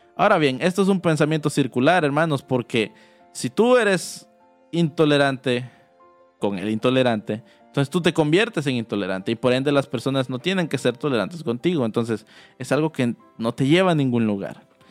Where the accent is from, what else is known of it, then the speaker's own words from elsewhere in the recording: El Salvador; moved away; como salvadoreños, ¿verdad?, de por qué nos decían guanaco